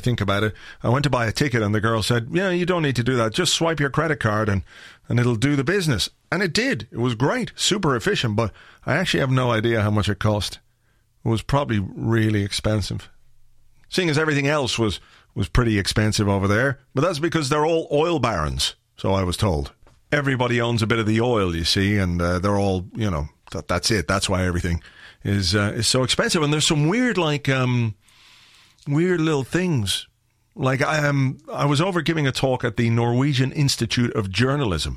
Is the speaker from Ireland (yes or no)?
yes; Ireland; I'm from Ireland